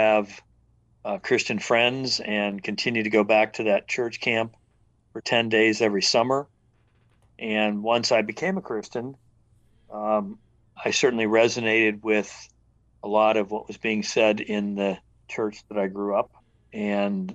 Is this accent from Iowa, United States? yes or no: no; Venango County, Western Pennsylvania, United States; now in Wilmington, United States; I grew up in Western Pennsylvania in a county called Venango